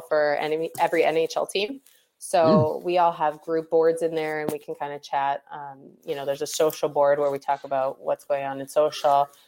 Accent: Pittsburgh, Pennsylvania, United States; I grew up in Pittsburgh

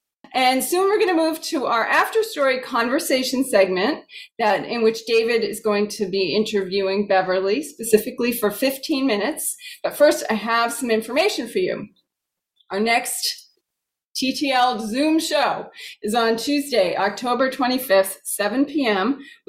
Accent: Ireland; I grew up in St. Bridget's Parish, Bridget also being one of the original goddesses of Ireland.

